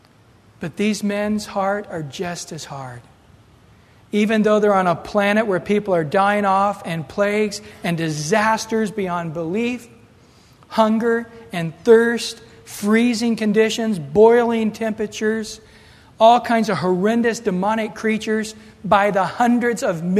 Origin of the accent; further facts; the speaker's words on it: United States; us as Americans